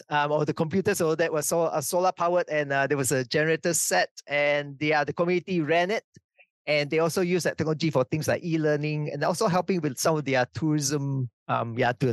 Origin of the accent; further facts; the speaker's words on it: Sarawak, Malaysia; also born or lived in Hamilton, New Zealand; now in New Zealand; the new university was actually 20 minutes drive from my hometown